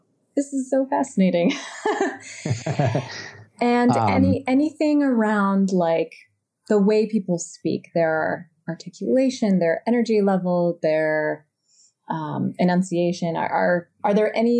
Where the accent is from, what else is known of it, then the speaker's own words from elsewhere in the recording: New Jersey, United States; moved away as an adult; I grew up on the Jersey Shore and also had to sort of deprogram my accent when I started musical theater, and then things became very formal and emphasized.